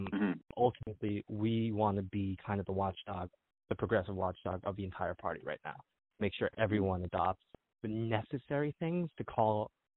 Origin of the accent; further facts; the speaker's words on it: United States; John and I are both Korean Americans.